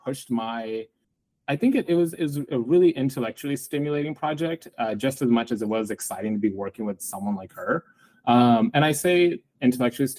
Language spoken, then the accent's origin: English; East Bay, San Francisco Bay Area, California, United States; born or raised there